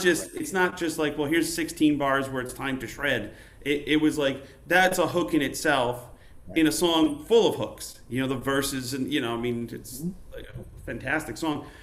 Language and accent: English; Utica, New York, United States; I grew up in Utica, New York